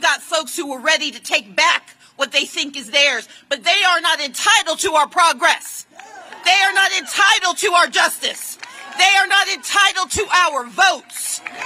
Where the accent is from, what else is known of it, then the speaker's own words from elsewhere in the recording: Georgia, United States; as an American citizen and a citizen of Georgia